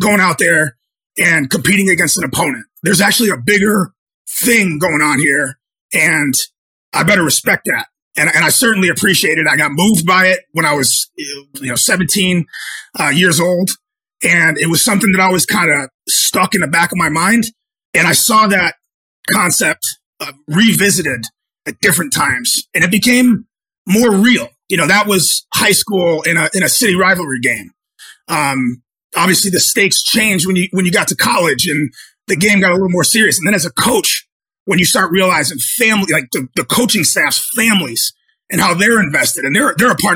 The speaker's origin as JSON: {"language": "English", "town": "Chicopee", "region": "Massachusetts", "country": "United States", "tie": "born or raised there", "said": "I'm from Western Massachusetts. I grew up, I played high school football at Chicopee Comprehensive"}